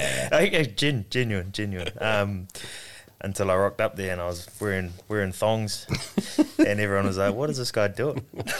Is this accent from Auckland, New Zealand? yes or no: yes; Auckland, New Zealand; moved away as an adult; now in Bristol, United Kingdom; coming from like Auckland, where I grew up in New Zealand, just way too full on, heaps of traffic, and it's just like gets a little bit crazy at times.